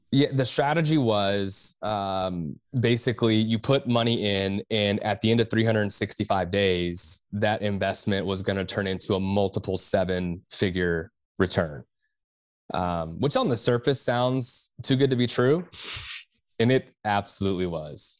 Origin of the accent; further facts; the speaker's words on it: Texas, United States; I am from Texas